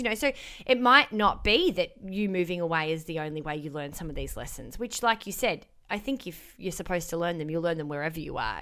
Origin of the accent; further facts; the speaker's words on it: Melbourne, Victoria, Australia; moved away as an adult; I was born and raised in Melbourne